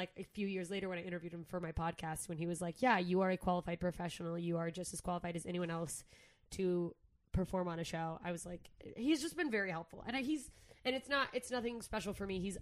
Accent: Southern Mississippi, United States; moved away; also born or lived in Alaska; I moved to Alaska from Southern Mississippi

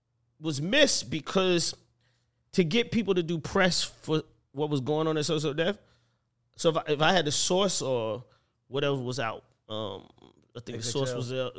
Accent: Atlanta, Georgia, United States; I'm from here. You know what I'm saying? I'm from Atlanta.

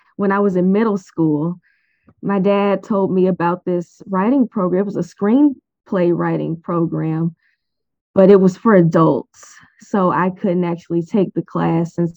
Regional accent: St. Louis, Missouri, United States; I was born and raised in St. Louis, Missouri, St. Louis County

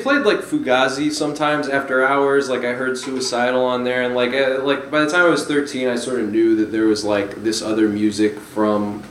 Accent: Springfield, Virginia, United States; also born or lived in Washington, D.C.; I grew up in Northern Virginia, so like about, you know, I don't know, 15, 20 miles outside of Washington, D.C.

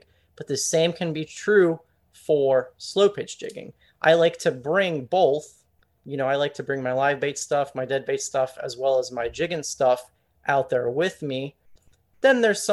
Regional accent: Pompano Beach, Florida, United States; So I'm from Southeast Florida. I'm from Pompano Beach, which is just above Fort Lauderdale

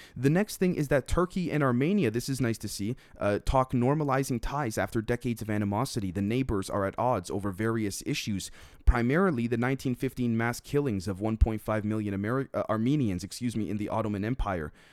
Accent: Canada; As a Canadian

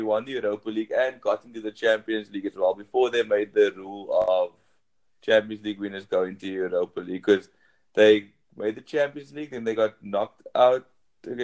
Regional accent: South Africa; I'm from South Africa

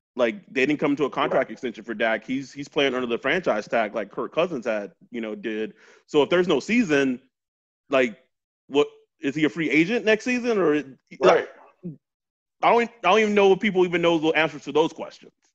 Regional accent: Texas, United States; I'm from Texas, so football is king there

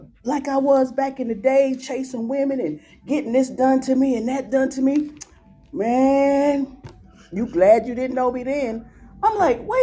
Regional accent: New York, United States; I'm from New York

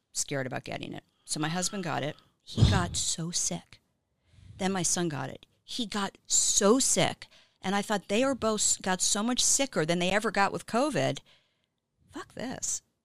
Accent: Miami, Florida, United States; now in Los Angeles, United States; I'm from Miami

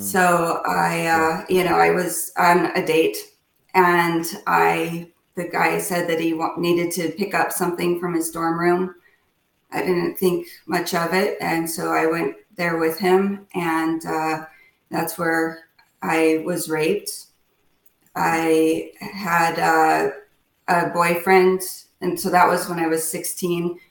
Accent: Chino Valley, Arizona, United States; moved away as an adult; also born or lived in Phoenix, Arizona / Southwest US; now in Winston-Salem, United States; I was from Chino Valley, Arizona, which is a very small town.

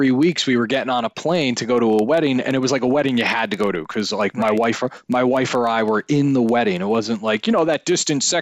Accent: New York City, New York, United States; Like growing up in New York City, I think it made me a lot more aware of like uh, basically there's lots of different people that look different

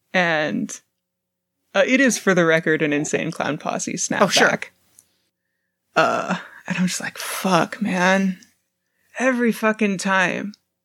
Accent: Southern California, United States; Fucking SoCal, fam.

